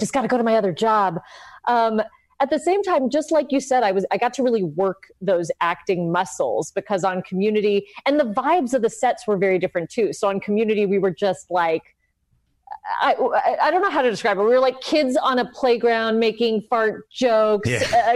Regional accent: Los Angeles, California, United States; also born or lived in South Pasadena; I'm from LA. I, I grew up in Highland Park and then South Pasadena

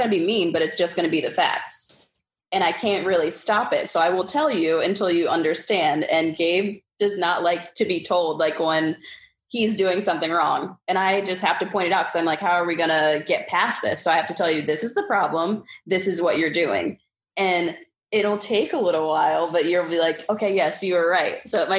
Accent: Staten Island, New York, United States; also born or lived in Philadelphia; I'm originally from Staten Island, New York, but my dad was in the military. So I moved around a bit. I went to school in Philly.

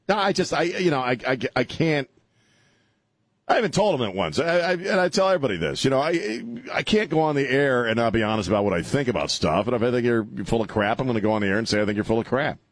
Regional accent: United States; as an American

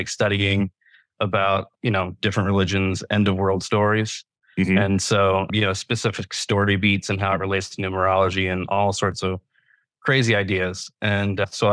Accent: United States; moved away as an adult; also born or lived in New York City; I'm originally from Virginia, North Carolina area

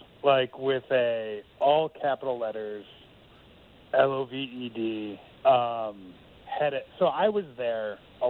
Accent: Chicago, Illinois, United States; now in Los Angeles, United States; I'm from Chicago.

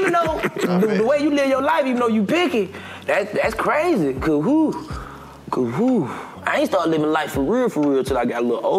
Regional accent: Atlanta, Georgia, United States; You know I'm from the West Side.

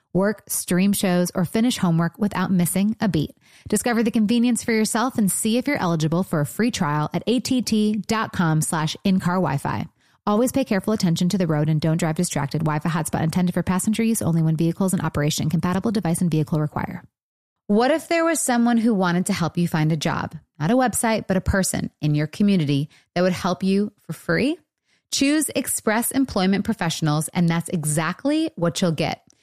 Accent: Michigan, United States; also born or lived in Los Angeles; now in Nashville, United States; I'm from Michigan

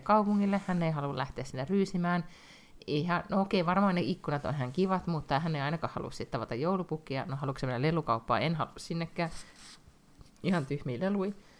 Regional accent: Finland; now in Sweden; mä oon Suomesta

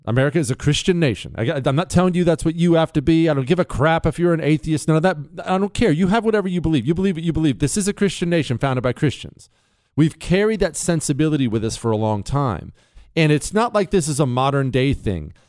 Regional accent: Montana, United States; I grew up around Indian tribes. They're all over Montana

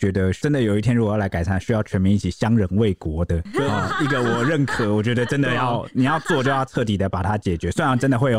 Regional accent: Taiwan; 我们台湾人

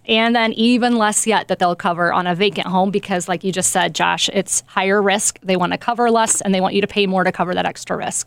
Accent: Nappanee, Indiana, United States; moved away as an adult; now in South Bend, United States; I am originally from Napanee, Indiana. Grew up there most of my life

